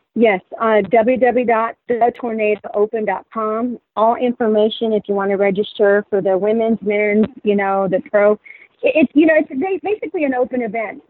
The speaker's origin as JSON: {"language": "English", "region": "Texas", "country": "United States", "tie": "born or raised there", "also_born_or_lived": "San Antonio", "moved": "as an adult", "lives_now": "Los Angeles, United States", "said": "I was born and raised in Texas"}